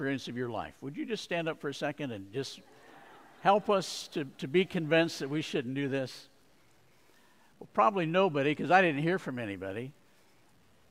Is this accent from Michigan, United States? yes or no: no; Sierra Vista, Arizona, United States; moved away; Sierra Vista, Arizona is right next to Fort Huachuca military base.